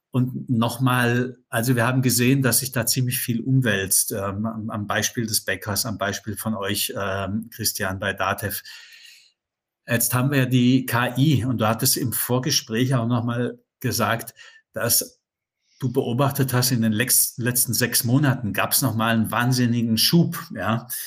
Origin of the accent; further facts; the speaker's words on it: Southern Germany, Germany; Ich komme aus dem Süddeutschen. Da gibt es ja viele so inhabergeführte Unternehmen, kleine, die mal mit einer Innovation oder einer Erfindung an den Start gegangen sind.